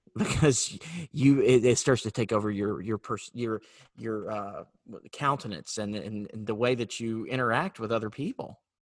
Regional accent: North Carolina, United States; moved away; I'm from North Carolina originally

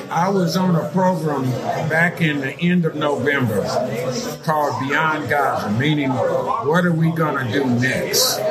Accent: Gary, Indiana, United States; moved away as an adult; also born or lived in Dallas, Texas; now in Houston, United States; Born and raised in Gary, Indiana

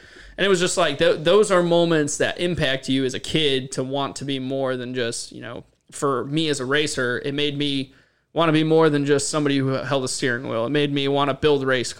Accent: Northeast, United States; I'm from the Northeast. I race modifieds.

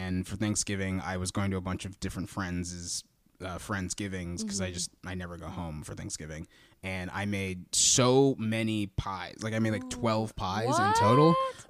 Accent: Texas, United States; No, I grew up in Texas.

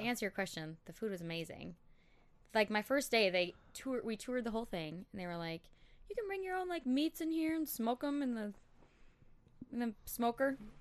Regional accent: Elk River, Minnesota, United States; also born or lived in Saint Paul, Minnesota; that's where I grew up, like, graduated from Elk River

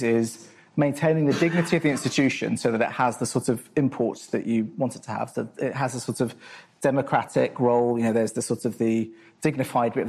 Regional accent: Croydon, London, United Kingdom; I'm from Croydon

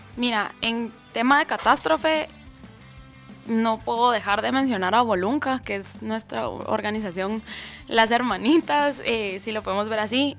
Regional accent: Escuintla, Guatemala; en Escuintla y aparte como que es mi pueblo donde nací y crecí.

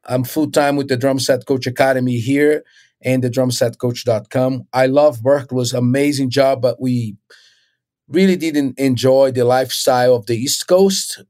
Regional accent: Recife, Pernambuco, Brazil; moved away as an adult; also born or lived in Rio de Janeiro, Brazil; I was born in Brazil, and I, I was in Recife, which is northeast.

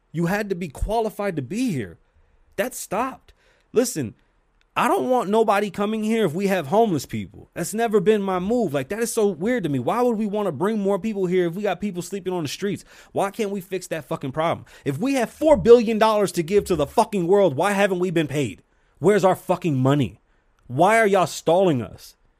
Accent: New York City, New York, United States; now in Las Vegas, United States; I'm from New York City

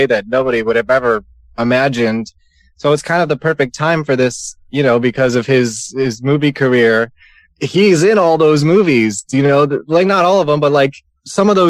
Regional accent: New York, United States; I'm from New York

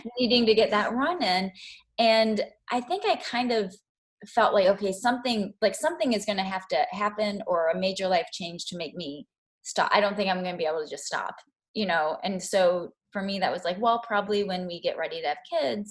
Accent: Kentucky, United States; moved away as an adult; also born or lived in Chicago; I'm from Kentucky

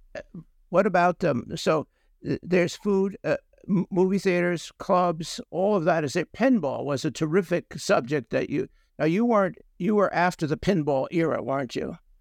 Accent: New York City, New York, United States; us, the New Yorker

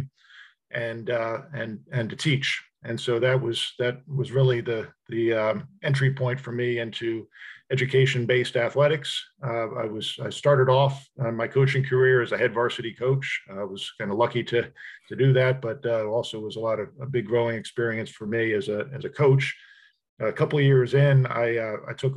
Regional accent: Montgomery County, Maryland, United States; also born or lived in Portland, Oregon / Ohio; now in Vermont, United States; I grew up in the greater DC area in Montgomery County, Maryland

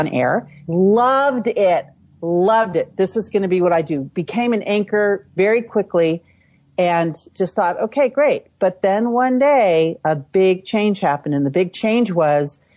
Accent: San Francisco, California, United States; So I was born and raised in the San Francisco Bay Area. My mom worked for the police department. My dad worked for the water department in San Francisco. And so I grew up in the city

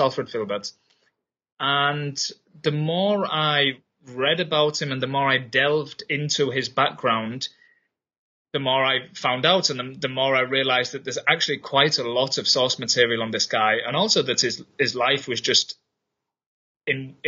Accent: Yorkshire and the Humber, United Kingdom; moved away as an adult; also born or lived in Berlin, Germany; now in Germany; I'm originally from England, from Yorkshire

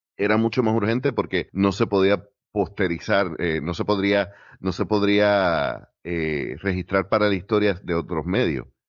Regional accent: Puerto Rico

